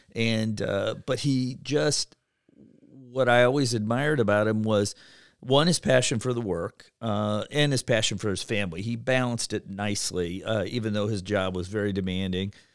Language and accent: English; Cleveland, Ohio, United States; moved away as an adult; now in Cincinnati, United States; I grew up in Cleveland, Ohio